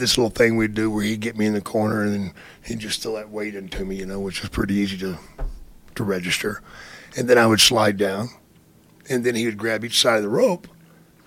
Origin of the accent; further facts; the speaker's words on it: about 60 miles from Dallas, Texas, United States; Dallas, Texas, which is like 60 miles from my hometown